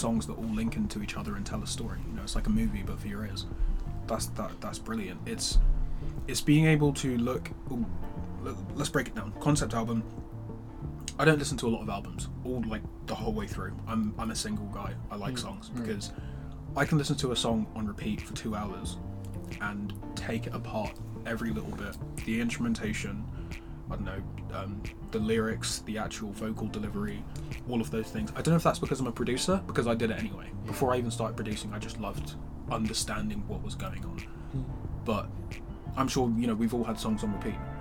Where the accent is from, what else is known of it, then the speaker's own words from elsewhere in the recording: London, United Kingdom; I grew up in North London, um, Edmonton